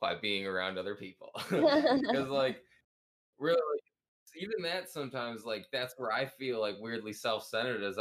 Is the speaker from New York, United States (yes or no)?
no; Wisconsin, United States; moved away; I'm from Wisconsin